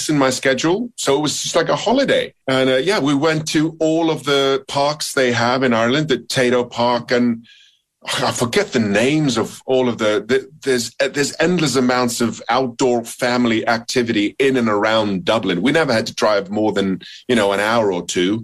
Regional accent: Iceland; I'm from Iceland

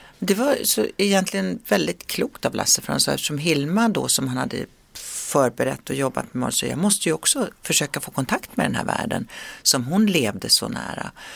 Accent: Sweden; moved away; svensken i mig frodas när jag är hemma i Sverige

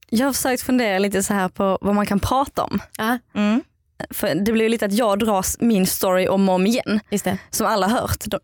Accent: Skåne, Sweden; now in Stockholm, Sweden; Jag kommer från Skåne

